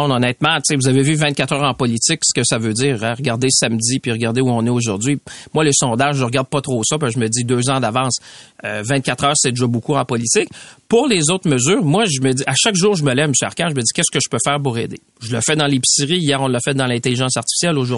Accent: Shawinigan, Quebec, Canada; si je regarde chez nous, dans mon coin de pays, les deux PME les plus grosses sont dans le secteur de l'aéronautique. Deux PME. 100 employés, l'autre à peu près 75. Mais ils vendent à Airbus à Montréal par Bombardier. Si on n'avait pas de secteur de, l'aviation, ces deux PME-là de Shawinigan

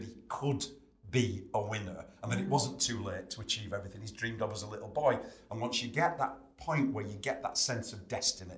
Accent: Chorley, North West England, United Kingdom; And I'm from Chorley.

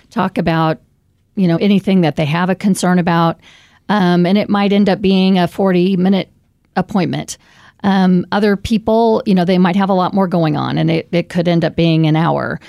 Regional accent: Raymore, Missouri, United States; also born or lived in Saint Louis, Missouri; I moved back to Kansas City because this is my hometown. I grew up in Raymore, Missouri

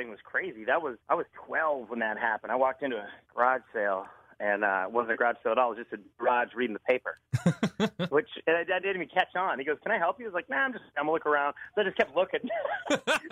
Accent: Wisconsin, United States; also born or lived in Los Angeles; now in Tybee Island, United States; I'm from Wisconsin

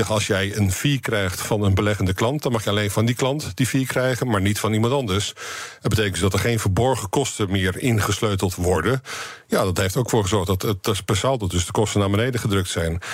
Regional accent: Netherlands

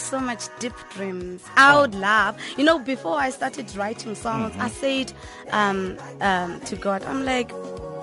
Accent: Zimbabwe; now in South Africa; I was born and raised in Zimbabwe

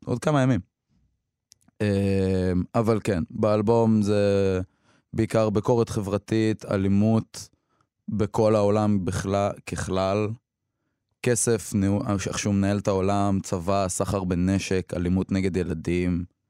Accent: Beit Jann, Northern District, Israel; born or raised there; first language Hebrew; also born or lived in Eilat / Samar

